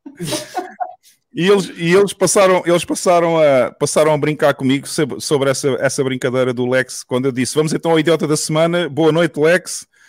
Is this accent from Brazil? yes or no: no; southern Portugal, Portugal; eu sou natural da zona sul de Portugal